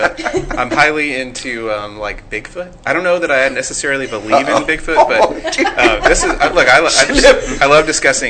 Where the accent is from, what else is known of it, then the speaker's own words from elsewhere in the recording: Bedford, Texas, United States; I grew up in Bedford, Texas, just right here.